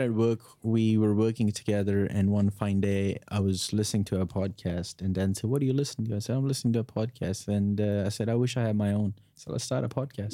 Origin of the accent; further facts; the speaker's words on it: North India, India; moved away as an adult; now in Australia; I was born in North India